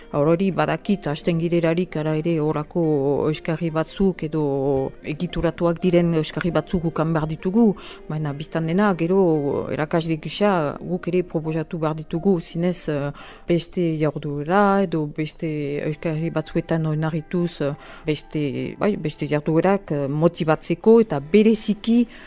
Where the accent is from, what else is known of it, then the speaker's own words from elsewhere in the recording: Albi, Occitania, France; Basque is a second language; moved away; also born or lived in French Basque Country; ni ez naiz hemengoa, eh, albin sortu niz, eta orduan um, euskara ikasi dut